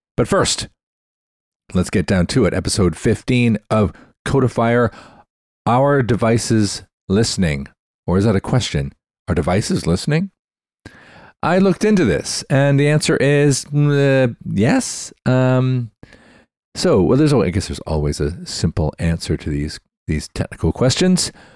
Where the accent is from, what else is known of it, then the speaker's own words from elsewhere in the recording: Canada; I'm Canadian.